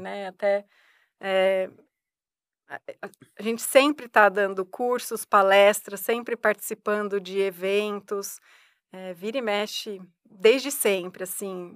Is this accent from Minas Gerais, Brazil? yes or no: no; hometown near São Paulo, Brazil; moved away as an adult; now in Ribeirão Preto, Brazil; eu não sou daqui de Ribeirão, né? Eu vim para fazer faculdade aqui em Ribeirão e eu sempre tinha a ideia de voltar para minha cidade natal, que é próxima a São Paulo